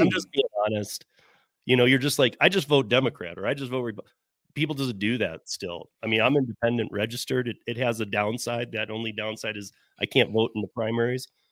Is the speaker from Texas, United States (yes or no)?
no; Michigan, United States; I'm from Michigan. My family's a lot, most are from Detroit